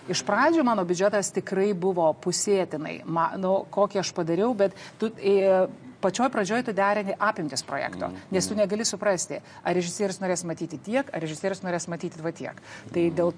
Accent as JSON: {"language": "Lithuanian", "country": "Lithuania"}